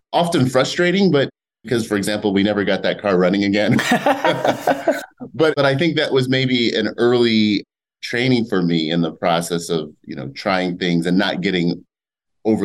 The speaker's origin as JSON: {"language": "English", "town": "Toledo", "region": "Ohio", "country": "United States", "tie": "born or raised there", "moved": "yes", "lives_now": "Pasadena, United States", "said": "growing up in Toledo"}